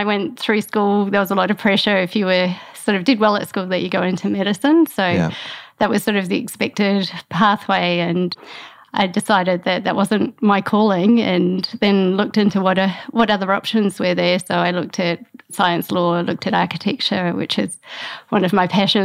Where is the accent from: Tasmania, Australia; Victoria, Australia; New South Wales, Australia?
Tasmania, Australia; also born or lived in Hobart, Australia; now in New Plymouth, New Zealand; I grew up in Tasmania on a farm, rural Tassie.